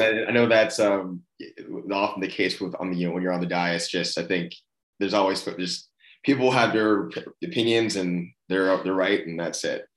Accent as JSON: {"language": "English", "town": "Austin", "region": "Texas", "country": "United States", "tie": "born or raised there", "said": "I grew up in Austin"}